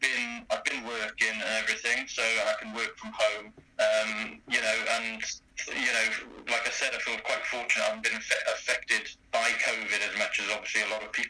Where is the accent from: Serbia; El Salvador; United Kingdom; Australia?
United Kingdom; St Davids, Wales; moved away as an adult; now in London, United Kingdom; I was born in St. David's in Pembrokeshire, which is the smallest city in the UK. And I was brought up there until I was 18.